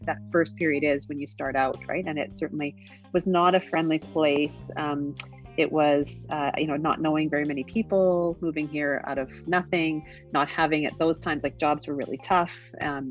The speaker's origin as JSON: {"language": "English", "town": "Regina", "region": "Saskatchewan", "country": "Canada", "tie": "born or raised there", "moved": "as an adult", "lives_now": "Calgary, Canada", "said": "I was born and raised in Regina, Saskatchewan."}